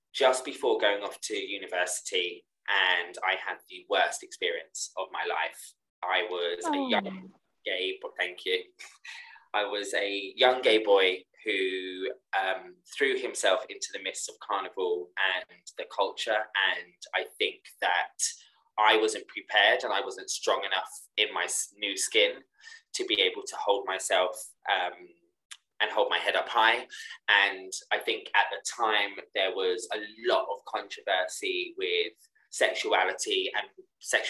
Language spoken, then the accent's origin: English; Hampshire, South East England, United Kingdom; I grew up in Hampshire